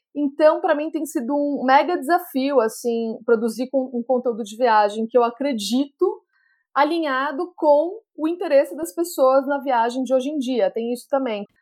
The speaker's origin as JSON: {"language": "Portuguese", "town": "Jundiaí", "region": "São Paulo", "country": "Brazil", "tie": "born or raised there", "also_born_or_lived": "United States", "said": "eu nasci aqui em Jundiaí, no interior de São Paulo"}